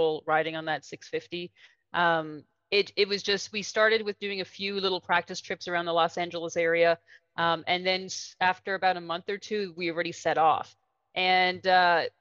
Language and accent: English; Canada; also born or lived in New Orleans, United States; now in Guatemala; I am a Canadian